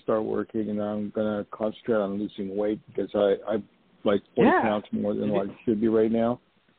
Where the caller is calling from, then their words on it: New York, United States; also born or lived in Los Angeles; I'm calling from I was going to say Los Angeles, where I used to live. No, I'm calling from New York.